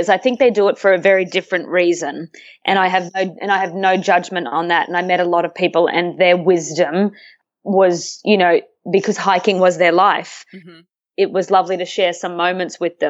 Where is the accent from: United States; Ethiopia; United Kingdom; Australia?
Australia; moved away as an adult; now in Vancouver, Canada; I was in Australia back in my hometown where I grew up